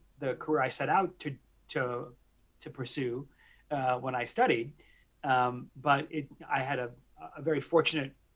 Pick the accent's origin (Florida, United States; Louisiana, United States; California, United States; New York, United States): New York, United States; outside New York City, United States; I had the privilege of growing up outside New York City. And I'm a classic, you know, New York City Italian kid